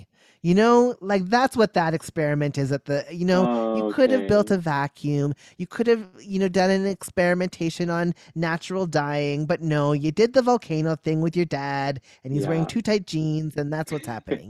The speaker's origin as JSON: {"language": "English", "town": "Memphis", "region": "Tennessee", "country": "United States", "lives_now": "Toronto, Canada", "said": "Second, I am from Memphis, Tennessee."}